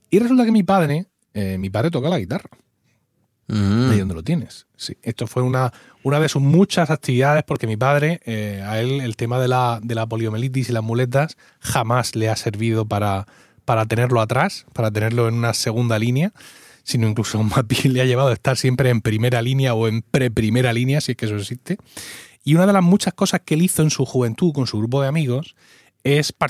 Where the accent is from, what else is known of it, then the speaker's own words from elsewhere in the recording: Blanca, Region of Murcia, Spain; yo soy ocho apellidos murcianos. Bueno, blanqueños.